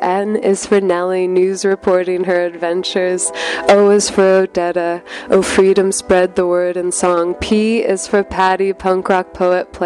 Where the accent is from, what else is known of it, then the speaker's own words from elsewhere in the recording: Berkeley, California, United States; I'm from Berkeley